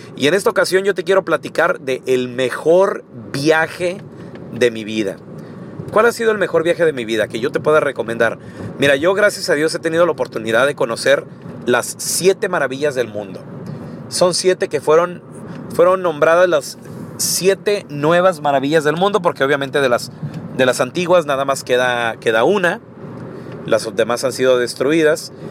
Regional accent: Chihuahua, Mexico; yo no conocía a nadie de fuera de Chihuahua

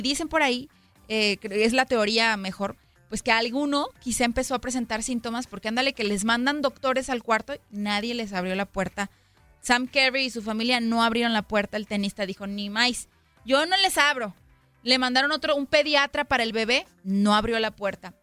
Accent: Mexico; now in United States; yo soy mexicana, Romy también es mexicana, y es un orgullo para nosotras como mexicanas

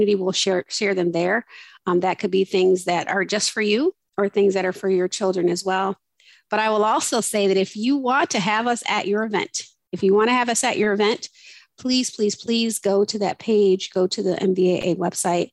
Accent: Chicago, Illinois, United States; I grew up really in Chicago, like literally the south side of Chicago.

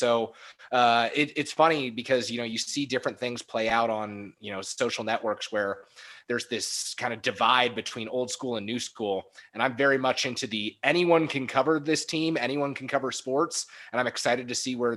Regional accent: San Francisco, California, United States; born or raised there; also born or lived in Arizona

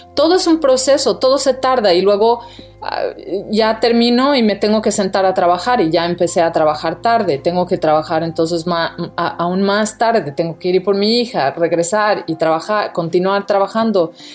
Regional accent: Brazil; also born or lived in Mexico; now in United States; Yo soy brasileña

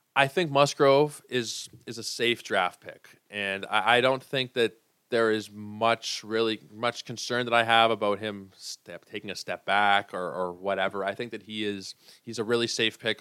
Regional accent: Toronto, Ontario, Canada; I am from Toronto.

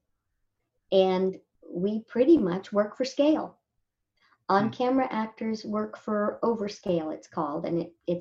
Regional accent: Indio, California, United States; I grew up in India, which is near Coachella

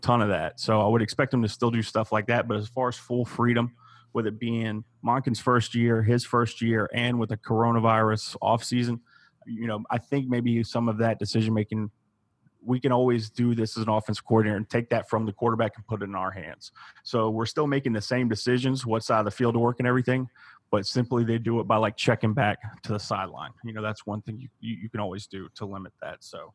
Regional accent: Savannah, Georgia, United States; I grew up in Savannah

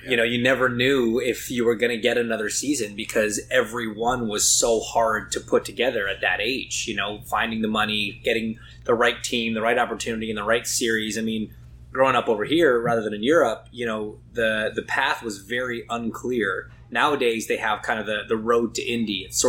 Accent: Canada; I'm so lucky that we get to go race, not just in my home country, but quite literally my backyard.

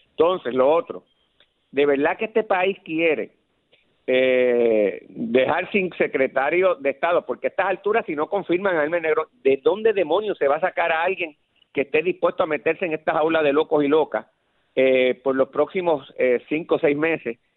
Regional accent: Guaynabo, Puerto Rico; mi compromiso es con la gente porque yo vengo de Guaynabo, de la escuela pública y yo soy así

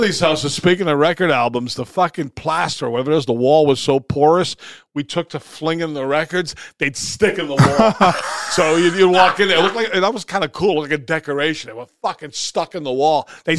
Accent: Somerville, Massachusetts, United States; We came from Somerville. It was in San Jose, too. It wasn't L.A.

